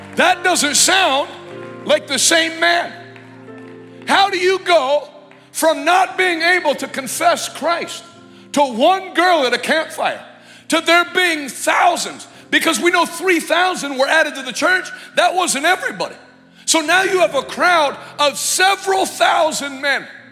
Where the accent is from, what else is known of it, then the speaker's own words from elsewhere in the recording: United States; I'm an American.